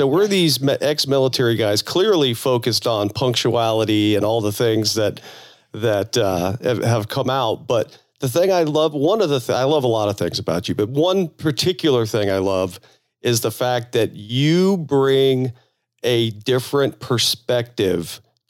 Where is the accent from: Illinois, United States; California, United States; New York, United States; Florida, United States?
Florida, United States; moved away; I'm originally from Florida now, so I'm kind of from the South.